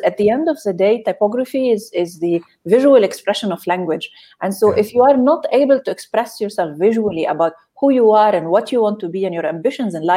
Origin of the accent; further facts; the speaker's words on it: Beirut, Beirut Governorate, Lebanon; moved away as an adult; also born or lived in Reading, United Kingdom / Barcelona, Spain; now in London, United Kingdom; I grew up in Beirut. I'm Lebanese.